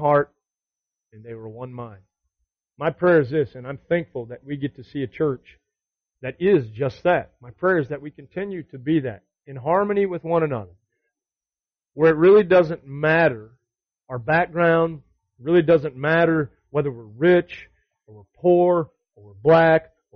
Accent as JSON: {"language": "English", "region": "the South", "country": "United States", "tie": "born or raised there", "said": "we grew up in the South"}